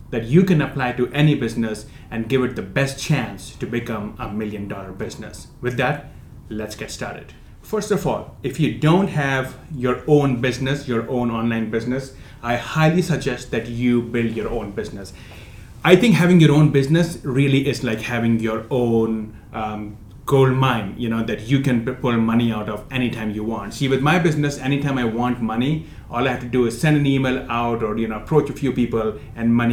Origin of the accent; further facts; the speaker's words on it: India; moved away; I came from India almost about 15 years back, a broke immigrant, had no money on my pocket.